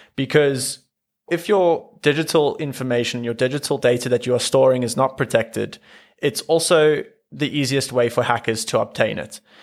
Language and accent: English; South Africa; being South African